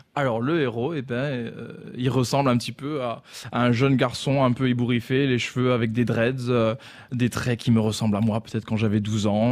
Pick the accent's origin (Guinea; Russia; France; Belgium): France; en tant que Français